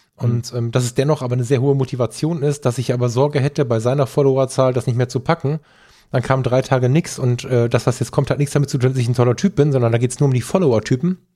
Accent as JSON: {"language": "German", "area": "Ruhr area", "region": "North Rhine-Westphalia", "country": "Germany", "said": "bei uns im Ruhrgebiet"}